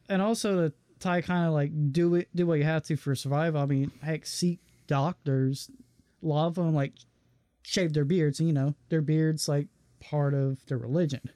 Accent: United States; we're American, we're Christian

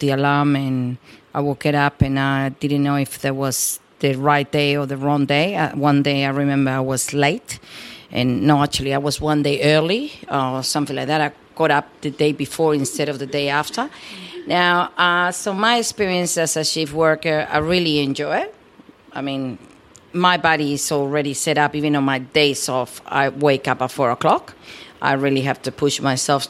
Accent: Peru; English is a second language; moved away as an adult; also born or lived in New South Wales, Australia; now in Australia; I was born in Peru, South America, and I came to Australia when I was 18 years old

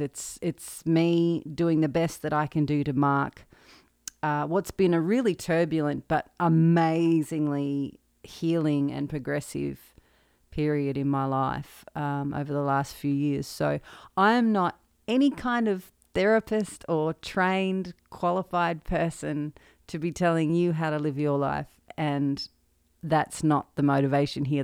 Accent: Maryborough?, central Victoria, Australia; moved away as an adult; now in Nashville, United States; Born and raised in Marupna, central Victoria, and, uh, moved to Nashville in twenty fifteen.

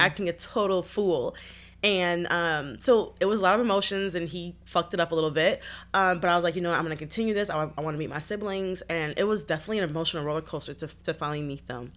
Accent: Detroit, Michigan, United States; I grew up in Detroit, born and raised

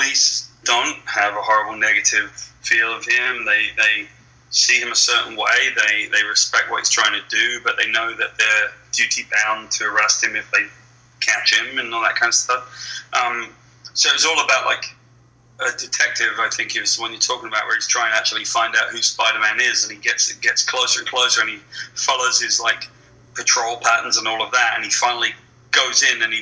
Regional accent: West Country, South West England, United Kingdom; moved away as an adult; now in United States; I grew up in the West Country. I grew up on a farm

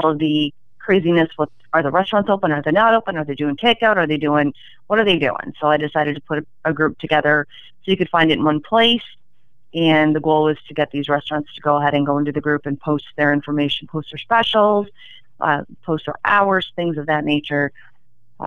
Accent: Genesee, United States; moved away as an adult; I moved back to Genesee a couple of years ago. This is where I grew up, and I wanted to bring something to my hometown

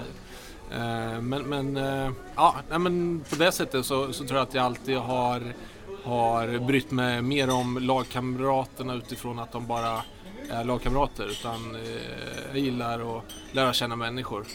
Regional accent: Örebro, Örebro County, Sweden; moved away as an adult; also born or lived in Gävle; Lundby, där jag växte upp.

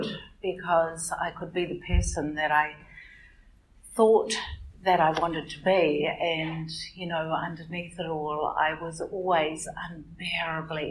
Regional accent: Auckland, New Zealand; I'm from Auckland

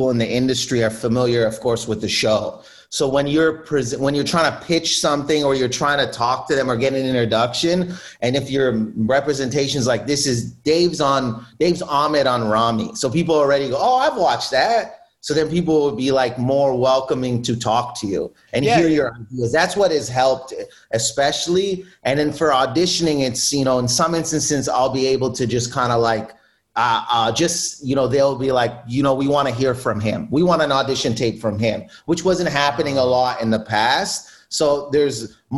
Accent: Windsor, Ontario, Canada; I grew up in Windsor, where I grew up, Windsor, Ontario.

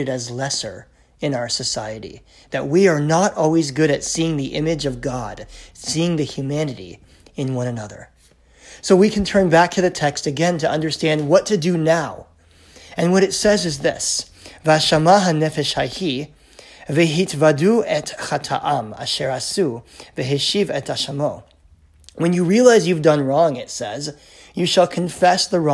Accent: United States; now in Canada; I'm American by birth

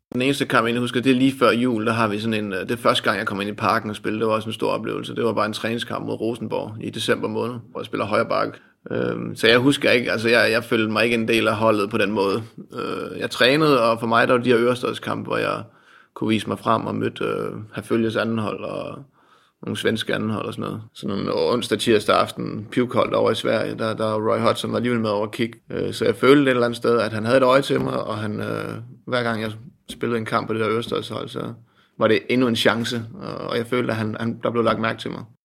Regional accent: Asnæs, Zealand, Denmark; also born or lived in Holbæk; Jeg var en dreng ude for landet, øh, ude på Langtønskids marked, kan man sige. Øh, kom fra en lille bit klub op i Odsad, øh, udkants Danmark, noget der hedder Asnes

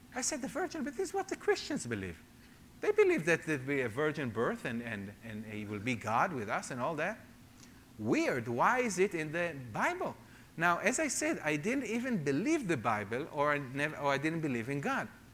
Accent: Jerusalem, Jerusalem District, Israel; also born or lived in London; I grew up as a secular Jewish man in Jerusalem.

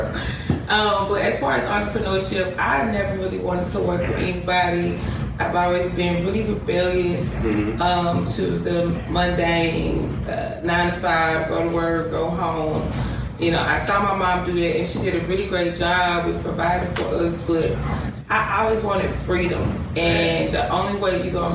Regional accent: Jackson, United States; I'm originally from Jackson. Born and raised

